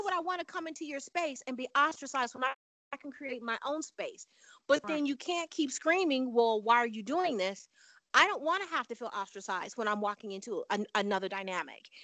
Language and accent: English; Chicago, Illinois, United States; moved away as an adult; also born or lived in Panama / the Southwest; now in US Southwest; I'm from Chicago